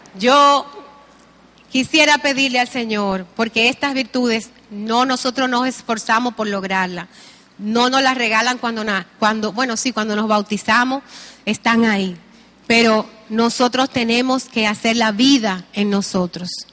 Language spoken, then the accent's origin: Spanish; Dominican Republic; nos sentimos como dominicanos